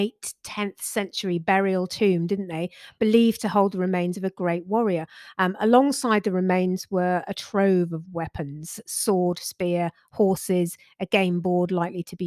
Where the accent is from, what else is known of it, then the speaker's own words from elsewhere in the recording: West Country, South West England, United Kingdom; accent: West Country; we're from the West Country, so people often say we sound like pirates